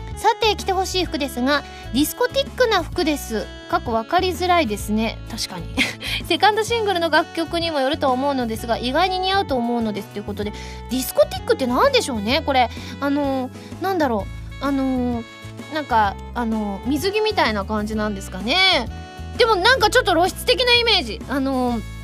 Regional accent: Osaka, Japan; あのうちはあの大阪なので

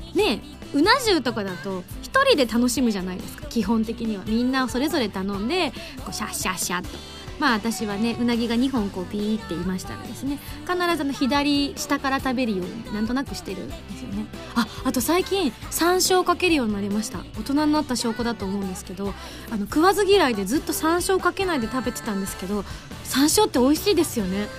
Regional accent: Yamaguchi, Japan; moved away; 山口出身

